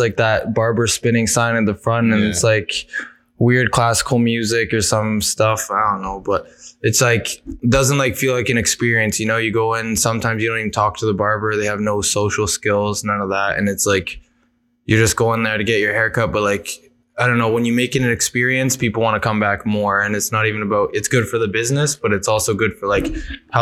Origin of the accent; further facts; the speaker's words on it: Barrie, Ontario, Canada; all my life growing up in Barrie was like going to barbershops